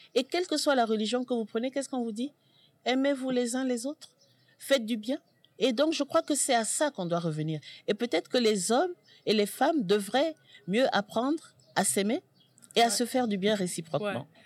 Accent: Senegal; en tant que Sénégalaise, mère et grand-mère

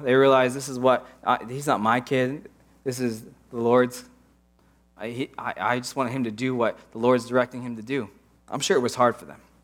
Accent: Pittsburgh, Pennsylvania, United States; moved away as an adult; also born or lived in Portland; I grew up in Pittsburgh, old buildings, old culture.

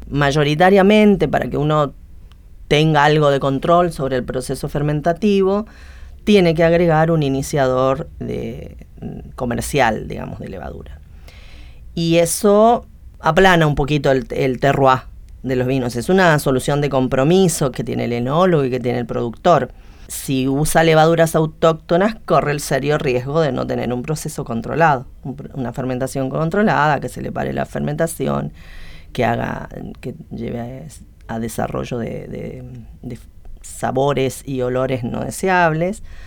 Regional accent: Misiones, Argentina; moved away as an adult; now in Buenos Aires, Argentina; Nací en Misiones y vine acá a Buenos Aires buscando posgrado y me quedé

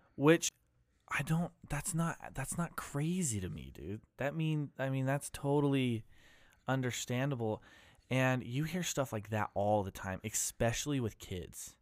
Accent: Ammon, Idaho, United States; I grew up in Idaho, fa-, well, I grew up in Am in Idaho

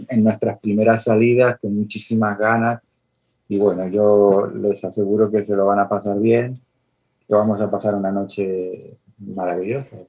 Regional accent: Tenerife, Canary Islands, Spain; de Tenerife, de Islas Canarias como yo

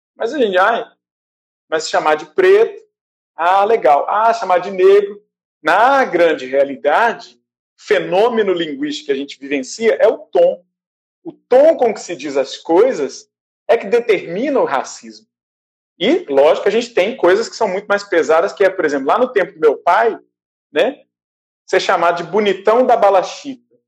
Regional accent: Brazil; moved away as an adult; now in Tunis, Tunisia; Eu sou do candomblé, eu sou do Brasil.

